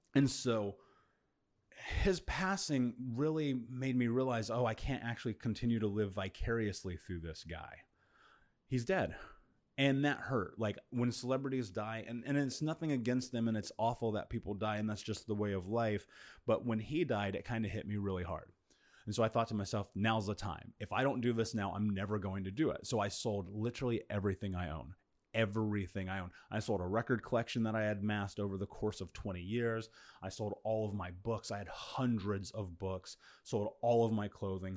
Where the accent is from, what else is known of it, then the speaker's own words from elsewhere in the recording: Indiana, United States; moved away as an adult; now in Bali, Indonesia; I come from a very bad neighborhood in Indiana where many of my friends were arrested, many of my friends have been murdered